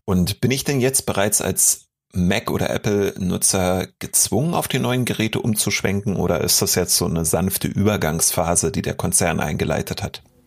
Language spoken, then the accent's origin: German; Berlin, Germany; als Berliner